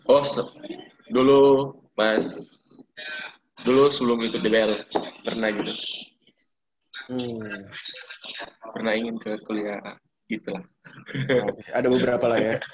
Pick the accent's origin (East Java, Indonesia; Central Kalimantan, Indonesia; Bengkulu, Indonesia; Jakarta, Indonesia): Jakarta, Indonesia; kalau kalau keluarga nggak ada gua dari Jakarta, eh, orang Jakarta enggak.